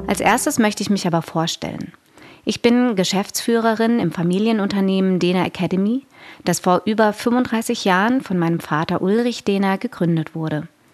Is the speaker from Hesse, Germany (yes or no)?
no; Konstanz, Baden-Württemberg, Germany; now in Berlin, Germany; Unser Firmenhauptsitz ist in meiner Geburtsstadt, im schönen Konstanz am Bodensee